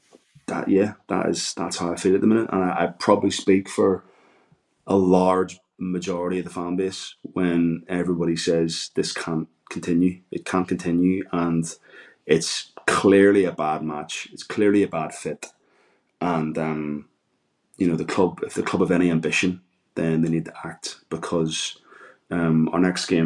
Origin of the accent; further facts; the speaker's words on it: Ireland; I'm Irish